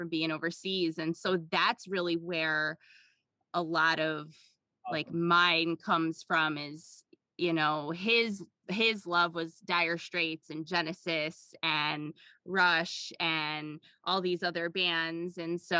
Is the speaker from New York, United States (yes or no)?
yes; Buffalo, New York, United States; being from Buffalo, and went to summer camp